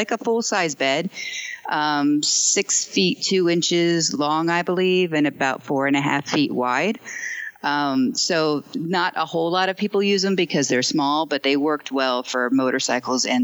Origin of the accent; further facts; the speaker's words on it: Seward, Nebraska, United States; moved away; I'm originally from Seward, Nebraska, but I live on the road full time